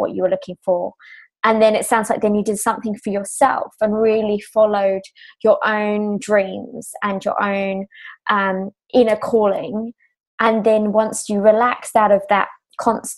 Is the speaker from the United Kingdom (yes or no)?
yes; England, United Kingdom; I'm English